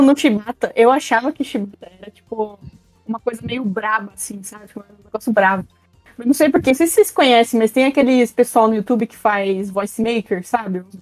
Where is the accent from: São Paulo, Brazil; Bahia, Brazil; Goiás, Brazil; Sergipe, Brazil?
São Paulo, Brazil; interior of; now in São Paulo, Brazil; eu vim do interior de São Paulo, aí eu vim mudar pra São Paulo